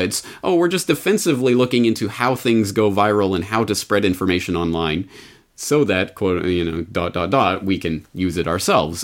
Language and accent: English; Canada; I'm Canadian, so I only have my, my, my experience growing up in Canada to draw on